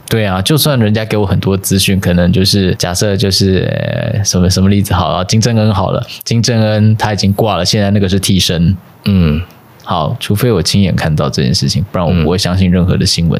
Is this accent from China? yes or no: no; Taiwan; 以现在我是身为一个台湾人的出发点